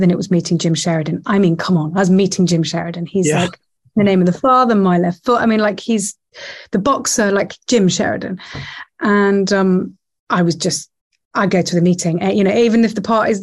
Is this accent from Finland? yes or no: no; Nottingham, East Midlands, United Kingdom; from Nottingham.